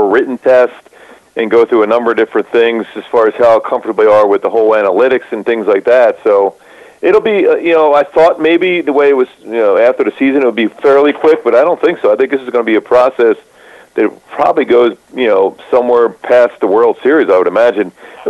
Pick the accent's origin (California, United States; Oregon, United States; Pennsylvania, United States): Pennsylvania, United States; Philadelphia; moved away; We grew up back in the East Coast in the Philly area, both of us did.